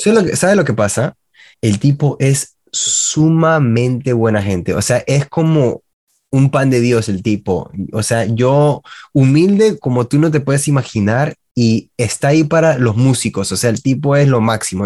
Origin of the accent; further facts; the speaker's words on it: Miami, Florida, United States; also born or lived in Peru; a los dos años llegué a la ciudad de Miami y he estado acá hasta ahorita que tengo 35 ya